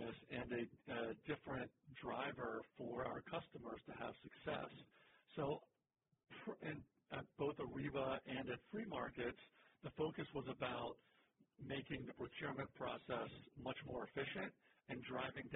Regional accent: Pittsburgh, Pennsylvania, United States; moved away as an adult; now in Atlanta, United States; I'm from Pittsburgh originally, but I came down to Atlanta.

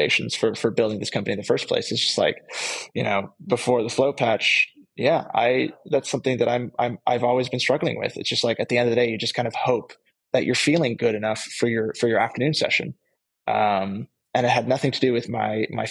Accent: California, United States; moved away; also born or lived in Netherlands; I grew up in California, as I mentioned earlier. My parents being Dutch

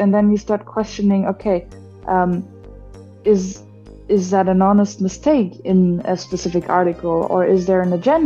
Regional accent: Germany; moved away as an adult; also born or lived in Malaysia / Philippines / Japan / Taiwan; I'm from Germany

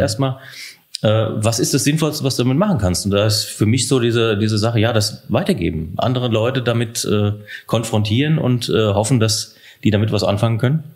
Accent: Heusenstamm, Hesse, Germany; moved away as an adult; also born or lived in Darmstadt / Biebertal near Giessen; now in Biebertal, Germany; Ich bin in Häusenstamm bei Offenbach groß geworden

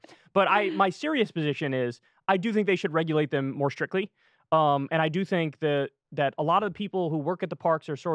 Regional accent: New York, United States; Where I grew up in New York

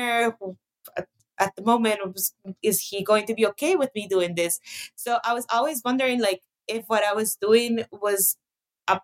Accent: Costa Rica; growing up in Costa Rica, we grew up privileged in the sense that there wasn't any censorship per se

